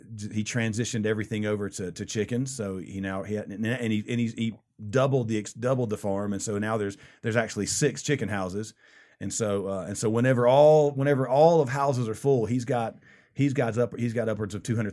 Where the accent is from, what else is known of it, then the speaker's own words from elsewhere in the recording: Saluda, South Carolina, United States; now in Thornton, United States; I'm from South Carolina, mm-hmm. little small town in South Carolina, Saluda, South Carolina.